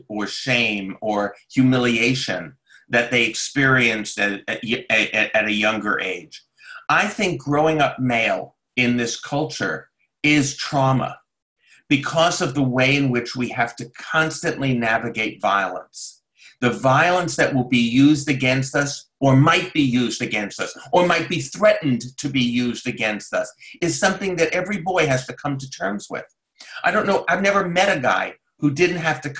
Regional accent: New York, United States; now I live in Brooklyn, New York, and I grew up in New York

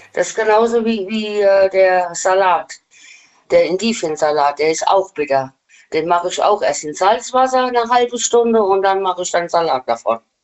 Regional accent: Westerwald, Rhineland-Palatinate, Germany; Aus dem Westerwald

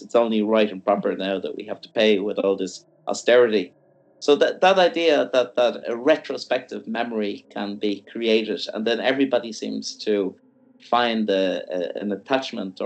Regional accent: Ireland; I'm from Ireland

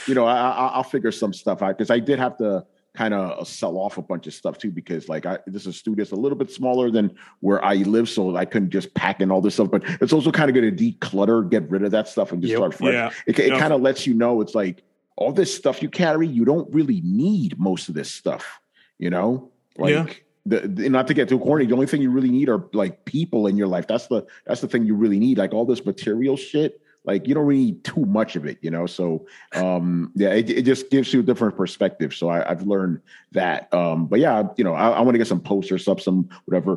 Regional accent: New York, United States; I'm from New York

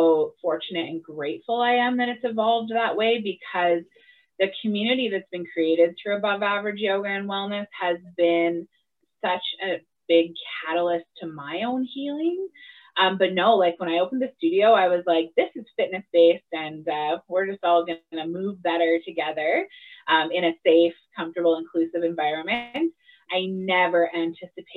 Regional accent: Wetaskiwin, Alberta, Canada; also born or lived in Morinville, Alberta; now in Edmonton, Canada; I was born and raised in the area. I grew up in Wetaskiwin, moved to Morinville as a teenager, and ended up in Edmonton as an adult.

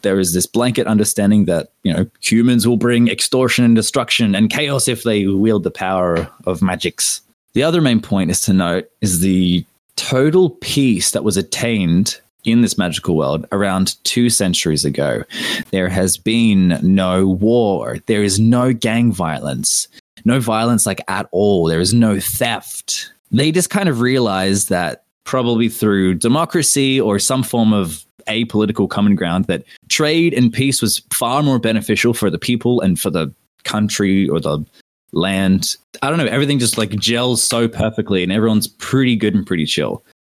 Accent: Australia; as an Aussie

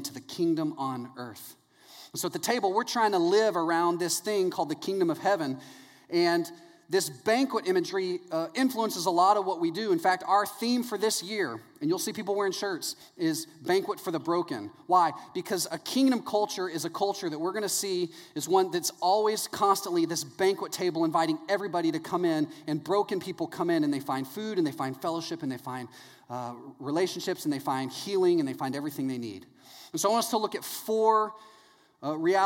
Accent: East Texas, United States; now in Orlando, United States; I grew up in East Texas

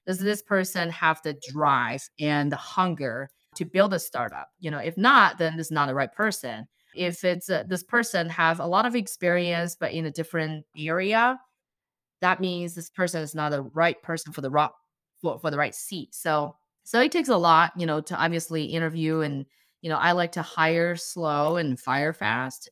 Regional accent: China; English is a second language; also born or lived in Bay Area, United States; now in Columbus, United States; I'm a Chinese immigrant and, uh, I moved to the States in two thousand nine. And growing up in China, I always drink homemade plant-based milk.

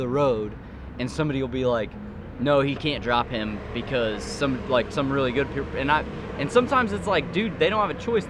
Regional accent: Cicero, United States; I grew up in Cicero.

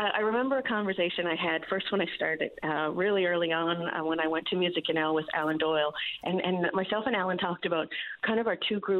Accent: Grand Falls-Windsor, Newfoundland and Labrador, Canada; my hometown of Grand Falls, Windsor

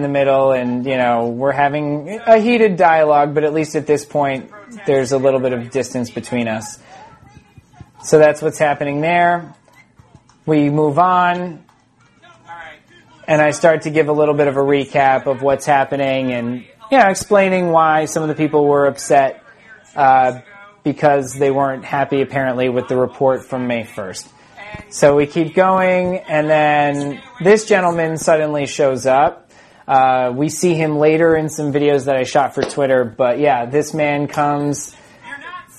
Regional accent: Smithtown, New York, United States; also born or lived in St. James, New York; I am from Smithtown. I went to Smithtown High School. I grew up in both Smithtown and St. James

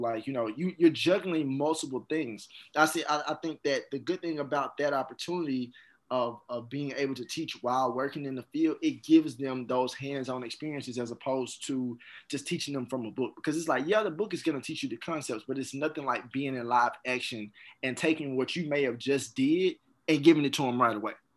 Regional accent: Jackson, Mississippi, United States; also born or lived in Atlanta; I went to Jim Hill High School. That's in Jackson

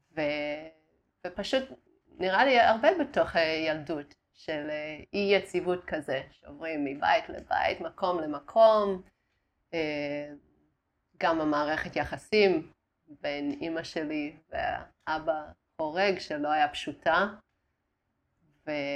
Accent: Australia; Hebrew is a second language; moved away as an adult; also born or lived in Darwin, Australia / Italy; now in Israel; נולדתי uh, בדרווין באוסטרליה, ואז היינו באיטליה עם, ה... אה, עם הסבא וסבתא שלי.

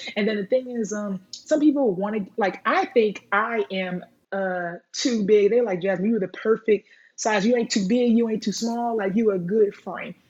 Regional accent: Rowlett, Texas, United States; now in Blue Ridge, United States; I was um, raised in Rowlett, Texas, and now I am from Blue Ridge now

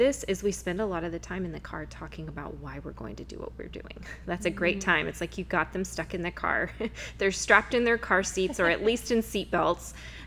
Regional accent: Huntington Beach, California, United States; I grew up in Huntington Beach, so it's really fun to get to be doing ministry and living life there and raising my kids in the same place that I was raised

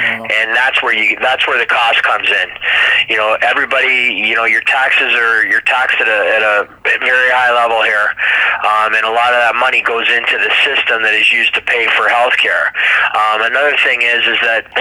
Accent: Toronto, Ontario, Canada; also born or lived in Chicago, Illinois, United States; pretty much been raised in the Toronto area for my whole life

